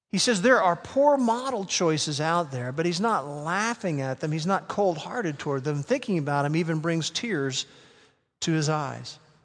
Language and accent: English; Norman, Oklahoma, United States; first language English; I grew up in this part of the world